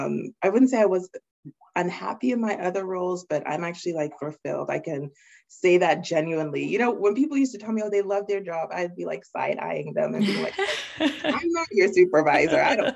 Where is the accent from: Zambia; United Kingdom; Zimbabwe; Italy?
United Kingdom; England; also born or lived in Nigeria; I am Nigerian. I was born there in Nigeria in the 80s, and then my family moved to England, and that's where I spent the majority of my childhood.